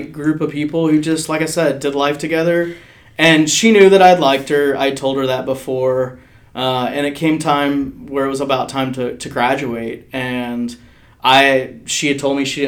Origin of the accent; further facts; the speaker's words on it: Dallas, Texas, United States; also born or lived in Abilene, Texas; So I'm from Dallas-Fort Worth, grew up in the DFW area